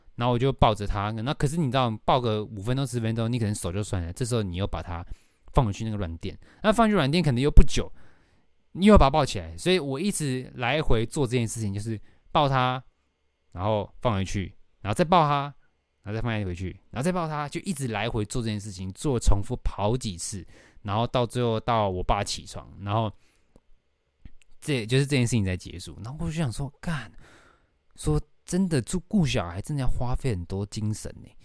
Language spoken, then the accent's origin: Chinese; Taoyuan, Taiwan; now in Taipei, Taiwan; 我要回我的老家桃园